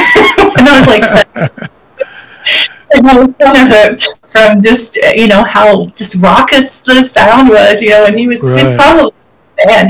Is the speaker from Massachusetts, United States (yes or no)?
no; Texas, United States; Kind of grew up a lot of places, but kept returning back to East Texas a lot. Started school there, and I finished high school there.